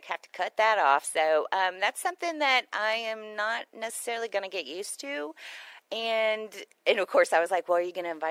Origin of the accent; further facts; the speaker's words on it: Houston, Texas, United States; moved away; I come from Houston